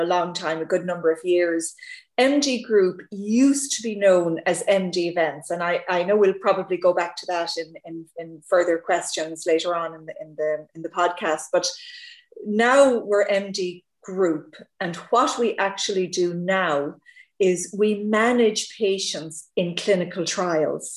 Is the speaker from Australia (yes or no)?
no; Ireland; accent: Irish; with the accent, I'm Irish.